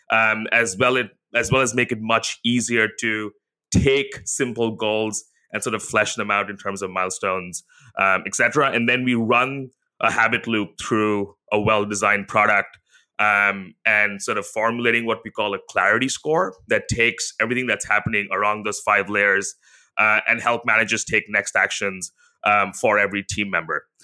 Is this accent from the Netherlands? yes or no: no; India; now in Singapore; So I grew up in India, she grew up in the Philippines, but she's American, I'm Singaporean.